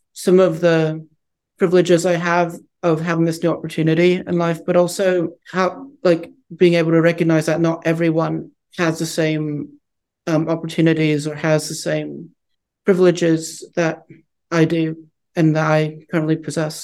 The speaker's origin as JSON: {"language": "English", "country": "United States", "tie": "born or raised there", "also_born_or_lived": "Harbin, China", "said": "I was orphaned for about a year and a half before being brought to the United States, where I've lived my whole life up to that point"}